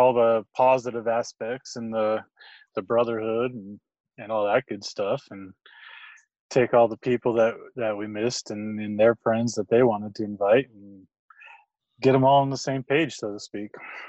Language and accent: English; Provo, Utah, United States; also born or lived in Nevada / Kansas; I was born in Utah, in Provo. And then we kind of moved around.